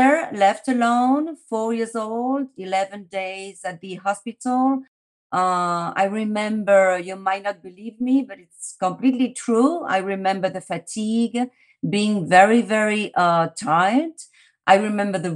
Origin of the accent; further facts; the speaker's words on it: Paris, Île-de-France, France; now in Madrid, Spain; My story started in Paris. I was born in France.